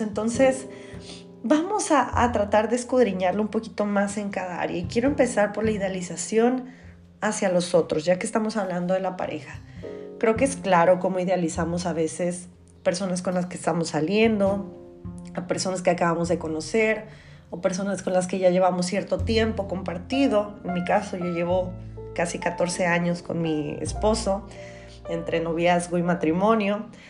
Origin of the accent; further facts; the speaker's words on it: Tijuana, Baja California, Mexico; Yo soy de Tijuana